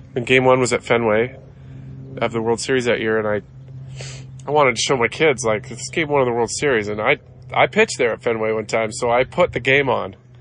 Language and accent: English; Canada; in my home country where, you know, baseball's popular, but it's not number one